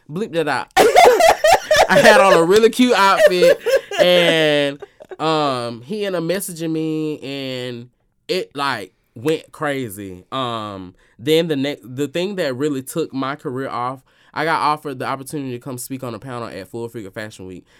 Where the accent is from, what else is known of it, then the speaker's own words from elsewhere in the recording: Alabama, United States; moved away; my hometown of Alabama